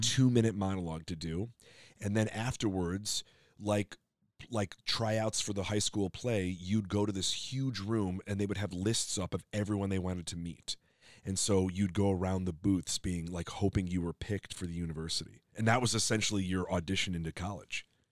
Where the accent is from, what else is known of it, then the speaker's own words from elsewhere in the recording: Skokie, Illinois, United States; moved away as an adult; now in Los Angeles, United States; I'm from Illinois